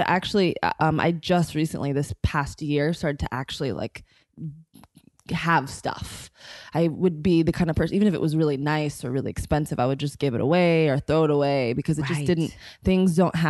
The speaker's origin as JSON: {"language": "English", "town": "Denver", "region": "Colorado", "country": "United States", "tie": "born or raised there", "also_born_or_lived": "Boca Raton, Florida / Boulder / Houston", "said": "I was born in Denver. I grew up between Denver, Boca Raton, Florida, Boulder, and then Houston."}